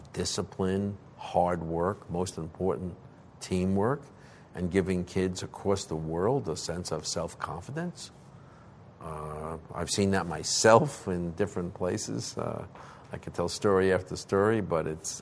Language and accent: English; New York City, New York, United States; I lived in Manhattan and Chelsea. My dad and I used to go to games on Thursday nights